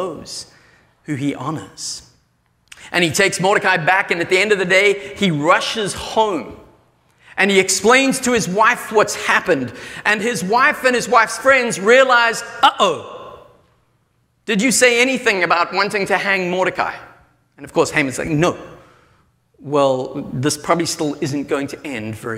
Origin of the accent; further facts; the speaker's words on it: South Africa; moved away; I come from South Africa where it's metric